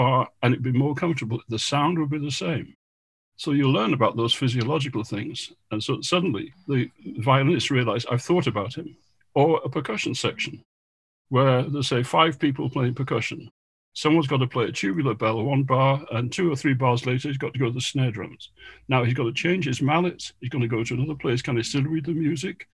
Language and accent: English; Goole, Yorkshire and the Humber, United Kingdom; moved away; I came from Goole, where there was no live music of any professional level at all